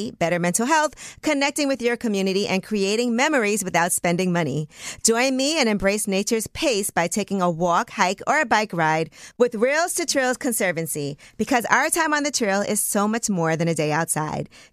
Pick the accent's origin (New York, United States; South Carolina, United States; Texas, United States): New York, United States; New York City; I grew up in Brooklyn